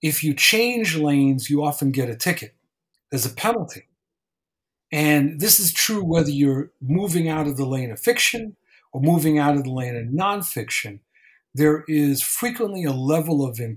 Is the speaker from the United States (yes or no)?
yes; New York, United States; also born or lived in Mount Vernon, New York; I grew up in New York, in very multicultural, as we would call it, communities